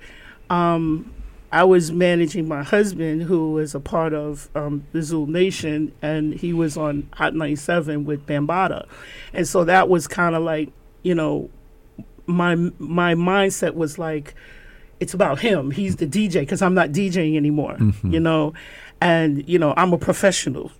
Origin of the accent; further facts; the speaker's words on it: New York City, New York, United States; also born or lived in Rhinebeck, New York / Bethlehem, Pennsylvania; I grew up in Gun Hill, I my mom sent me to private school